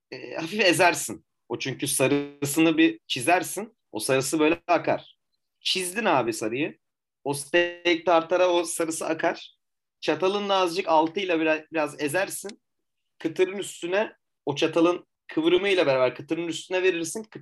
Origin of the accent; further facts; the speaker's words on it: Turkey; Sordum hani bu yaprak sarma mı dedim hani ben Türk'üm dedim.